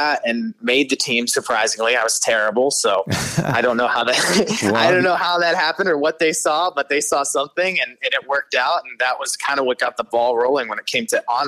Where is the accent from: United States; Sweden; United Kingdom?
United States; Cleveland, Ohio; moved away as an adult; also born or lived in Florida / Cincinnati, Ohio; now in Nashville, United States; I was born in Florida and I moved to Ohio when I was really young and kind of grew up there, kind of honestly all over. I grew up mainly in Cleveland